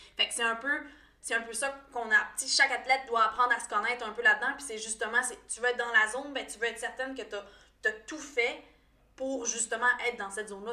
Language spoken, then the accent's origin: French; Quebec, Canada; je suis native du Lac-Saint-Jean